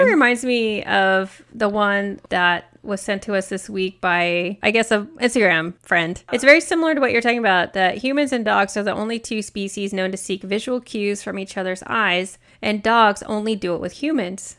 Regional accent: Oklahoma, United States; I grew up in Oklahoma

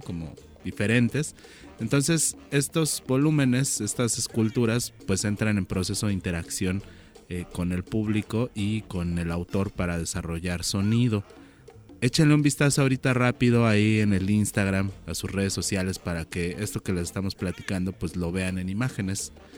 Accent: Chilango, Mexico City, Mexico; nosotros como chilangos

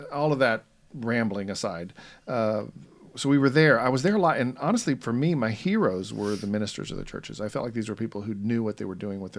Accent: Roswell, Georgia, United States; I was raised in Atlanta, Georgia, or north of Atlanta, in a little town called Roswell, and I was really proud of that town.

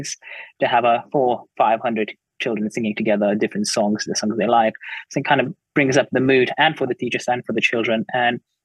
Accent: Lithuania; now in United Kingdom; obviously I work in the United Kingdom, but I was brought up in Lithuania

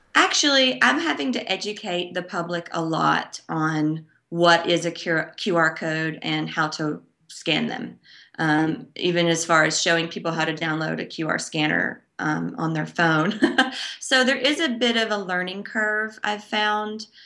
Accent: Dickson, Tennessee, United States; my hometown of Dixon, Tennessee, which is a small, quaint, um, almost rural town about forty-five minutes away from Nashville

